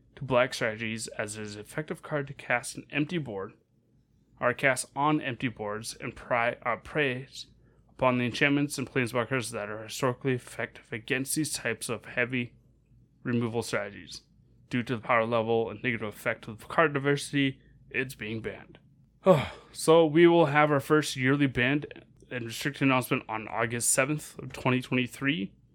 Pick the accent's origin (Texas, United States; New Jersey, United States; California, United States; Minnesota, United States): Minnesota, United States; Northern; growing up in Mez-, Northern Minnesota